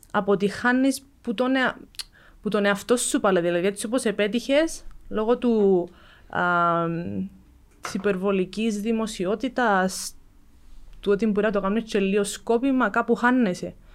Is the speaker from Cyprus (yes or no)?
yes; Cyprus; εγώ έρχομαι από την Κύπρο που το Jiu Jitsu είναι καν γνωστό στον κόσμο.